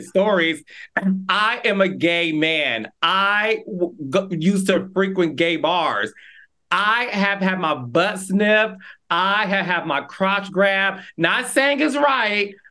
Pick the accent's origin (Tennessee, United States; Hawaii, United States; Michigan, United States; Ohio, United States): Michigan, United States; Detroit; my hometown, Detroit, Michigan